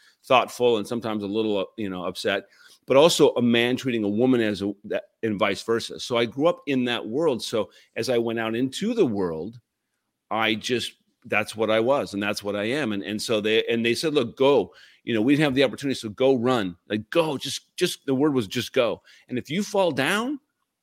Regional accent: Puyallup, Washington, United States; moved away; I grew up in Puyallup

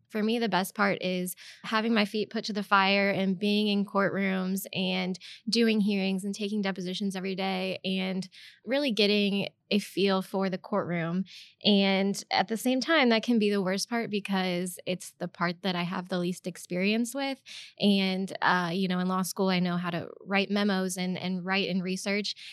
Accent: Edwardsville, Illinois, United States; also born or lived in Tuscaloosa, Alabama; now in Saint Louis, United States; I'm originally from Edwardsville, Illinois, and that's about thirty minutes outside of Saint Louis

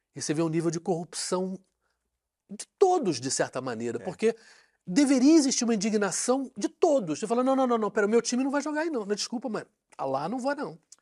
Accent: Rio de Janeiro, Brazil; also born or lived in London; como eu sou carioca

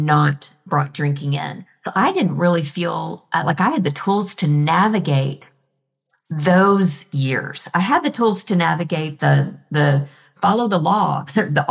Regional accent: Texas, United States; I'm a Texan

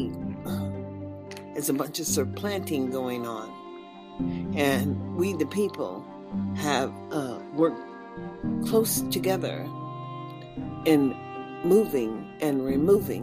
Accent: United States; also born or lived in Nevada; as an American citizen

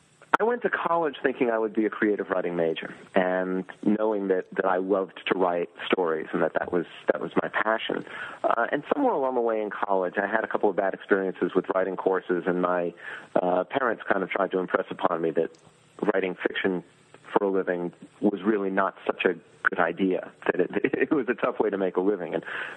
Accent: Northeast, United States; And I hail from the Northeast. I'm living now in the Southeast

